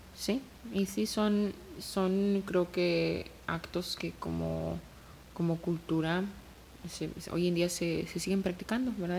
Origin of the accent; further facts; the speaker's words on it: Mexico; como mexicana